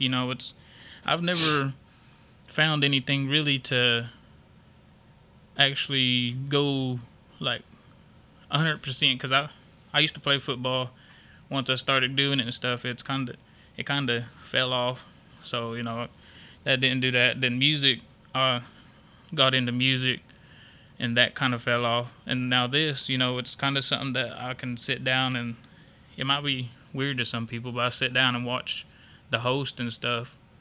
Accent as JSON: {"language": "English", "town": "Stilwell", "region": "Oklahoma", "country": "United States", "tie": "born or raised there", "said": "I'm born and raised in Stillwell"}